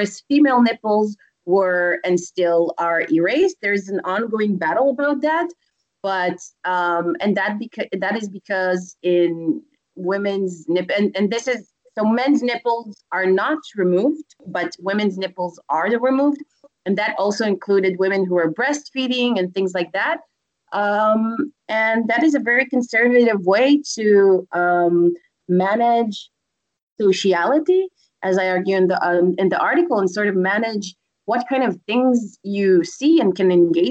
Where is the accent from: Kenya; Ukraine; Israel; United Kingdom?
Israel; I come from Israel